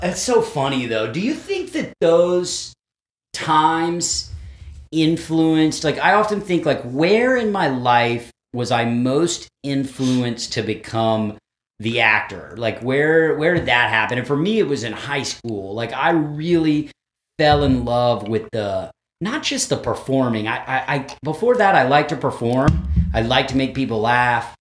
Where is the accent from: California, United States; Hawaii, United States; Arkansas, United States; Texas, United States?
Texas, United States; moved away; I grew up in Texas